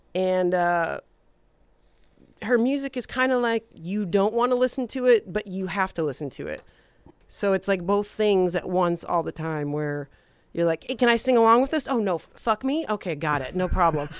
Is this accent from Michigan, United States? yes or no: yes; Detroit, Michigan, United States; moved away as an adult; also born or lived in Hollywood; growing up in Detroit.